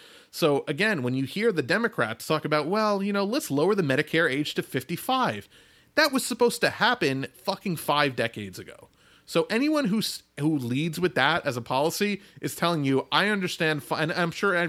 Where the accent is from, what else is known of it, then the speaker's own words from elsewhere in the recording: United States; as an American